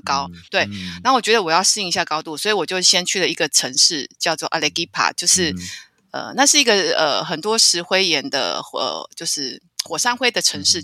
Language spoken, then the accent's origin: Chinese; Taiwan